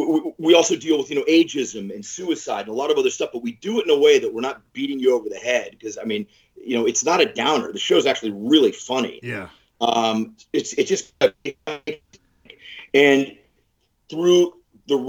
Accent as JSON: {"language": "English", "town": "New Castle", "region": "Pennsylvania", "country": "United States", "tie": "born or raised there", "said": "I grew up in Newcastle, Pennsylvania, small town"}